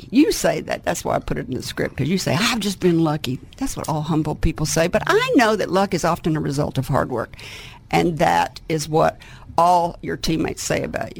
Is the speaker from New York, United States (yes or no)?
no; Arkansas, United States; as we Arkansans lovingly call it